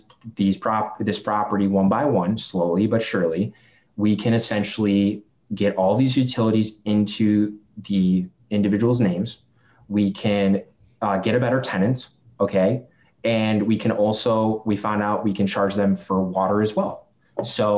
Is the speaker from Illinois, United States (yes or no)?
yes; Chicago, Illinois, United States; accent: Chicago; I'm from Chicago, like I've got the Chicago accent